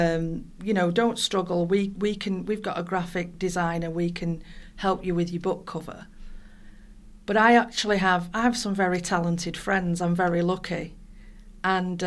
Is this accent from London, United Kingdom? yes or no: no; Ashton-under-Lyne, North West England, United Kingdom; also born or lived in Mossley; I was born in Mossley, and then my parents moved to Ashton-under-Lyne when I was 6, 7.